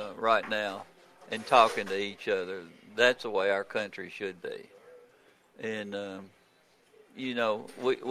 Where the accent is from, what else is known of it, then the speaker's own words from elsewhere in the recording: Murfreesboro, Tennessee, United States; growing up in Murfreesboro